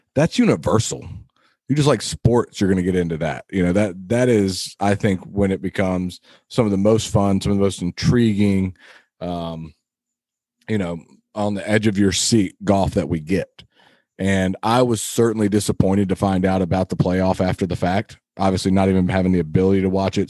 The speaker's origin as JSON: {"language": "English", "country": "United States", "said": "as an American"}